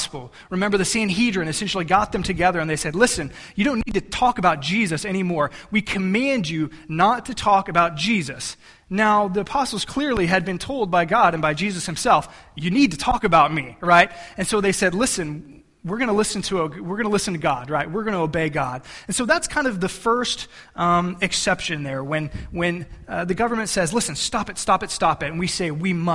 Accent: United States; we as Americans

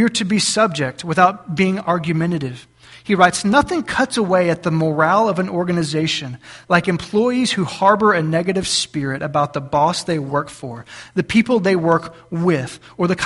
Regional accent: South Texas, United States; now in Cissna Park, United States; we're from South Texas.

